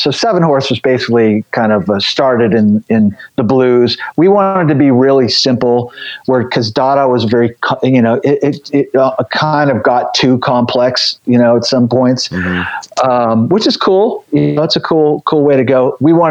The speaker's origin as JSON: {"language": "English", "area": "the Bay Area", "region": "California", "country": "United States", "tie": "born or raised there", "also_born_or_lived": "Los Angeles, California", "moved": "yes", "said": "I grew up in the Bay Area, and it was pretty cheap to get in back then."}